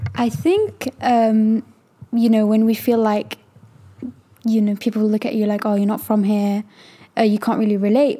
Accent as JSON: {"language": "English", "country": "United Kingdom", "tie": "born or raised there", "said": "I was actually born here"}